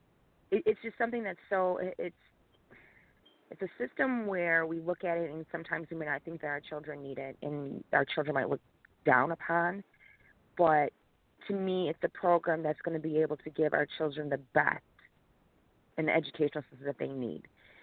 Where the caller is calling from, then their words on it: Niagara Falls, New York, United States; I am calling from Niagara Falls.